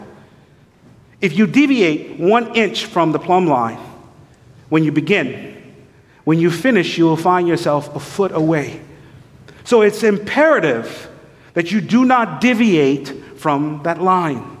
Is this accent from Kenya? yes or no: no; St. Lucia; I was raised in St. Lucia